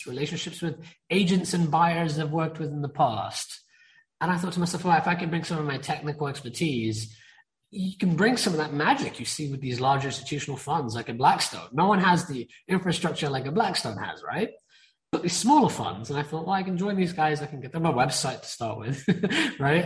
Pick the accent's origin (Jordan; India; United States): India; I'm Indian, okay? And being an Indian person, and I mean East Indian